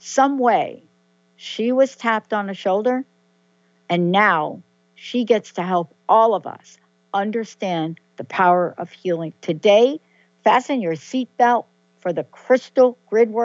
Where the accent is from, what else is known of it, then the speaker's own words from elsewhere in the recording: New York, United States; I'm a girl from New York